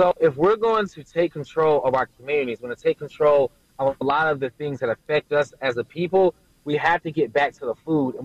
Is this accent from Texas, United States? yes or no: no; Durham, North Carolina, United States; also born or lived in Greensboro, North Carolina; I'm actually from Durham, North Carolina, where we started the idea for the farm